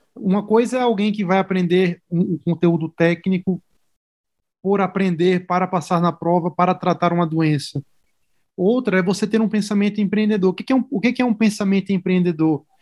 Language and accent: Portuguese; Natal, Rio Grande do Norte, Brazil; moved away as an adult; now in São Paulo, Brazil; eu sou de Natal, né? Eu sou do Rio Grande do Norte, fiz faculdade na Federal do Rio Grande do Norte